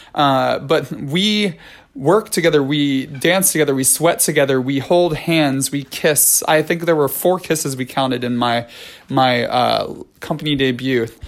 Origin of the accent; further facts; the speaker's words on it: New York City, New York, United States; as a New Yorker